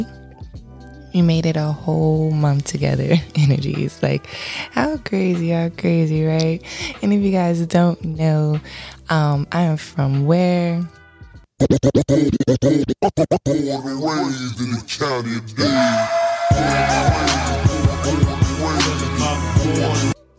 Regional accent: Miami-Dade, Florida, United States; I am from Miami-Dade.

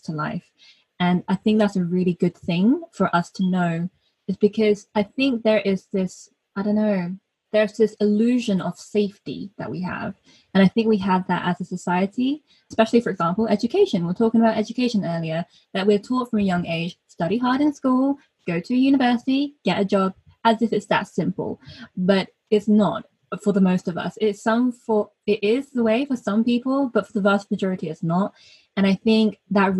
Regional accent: North Devon, South West England, United Kingdom; I am British born. I'm British born Chinese, so we call ourselves BDCs over here. And yeah, so I grew up in North Devon

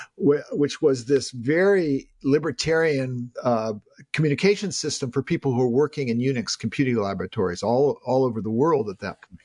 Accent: Palo Alto, California, United States; I'm someone who grew up in Silicon Valley. I mean, I grew up playing in the Hewlett household. I delivered newspapers to the future homes of both Larry Page and Steve Jobs in Palo Alto.

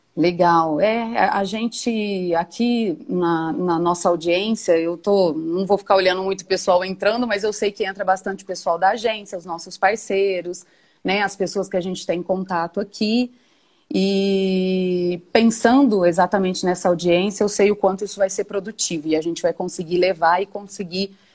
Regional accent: Batatais, São Paulo, Brazil; Estudei lá na minha adolescência, no Colégio São José, que aí é anexo às faculdades claretianas

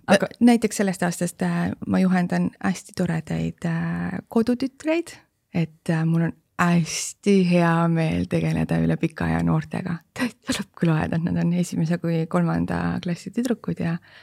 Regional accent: Estonia; me oleme just eestlased

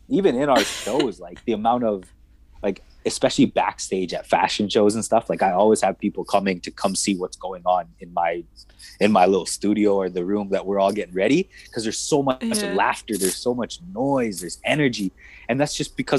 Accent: Edmonton, Alberta, Canada; where I grew up in Northside Edmonton

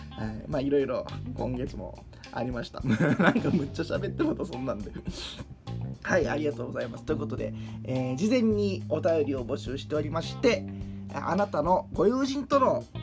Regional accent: Kakogawa, Hyogo, Japan; now in Osaka, Japan; 地元に帰ったんですけれどもねほんでそこでまあせっかくやしそれだけで帰るももったいないからということで加古川の、まあ、幼なじみと言える人ですね本当に5歳ぐらいから今までずっと交流のある

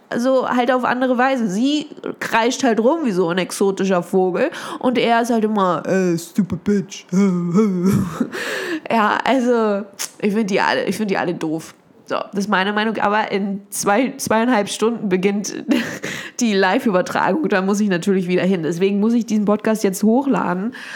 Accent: Germany; ich liebe meine Stadt, das ist ja meine, das ist ja meine Heimatstadt

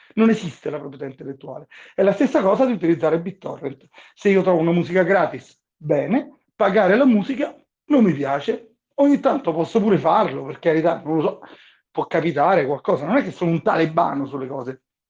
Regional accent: Italy; moved away as an adult; also born or lived in Rome; now in Bahamas; come italiani che nati e cresciuti in Italia

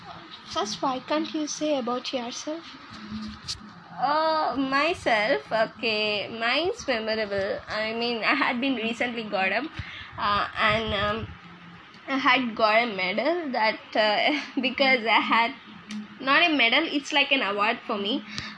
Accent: Andhra Pradesh, India; English is a second language; Because I'm from India, so I'm from Andhra Pradesh state.

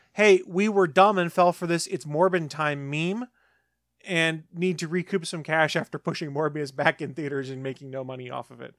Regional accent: South Carolina, United States; I'm from South Carolina

